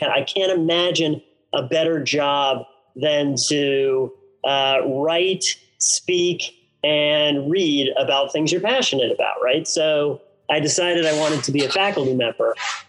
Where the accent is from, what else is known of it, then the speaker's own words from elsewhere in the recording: northern New Jersey, United States; also born or lived in Detroit, Michigan; I was born in Detroit, Michigan, but I was raised in northern Jersey. Spent my high school years in northern Jersey, went to a private school there, kind of cut my chops right outside the Meadowlands area